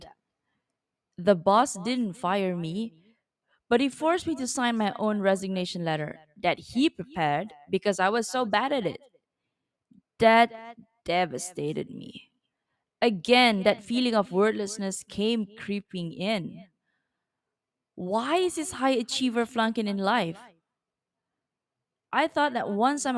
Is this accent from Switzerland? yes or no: no; East Malaysia, Malaysia; moved away as an adult; my hometown, East Malaysia.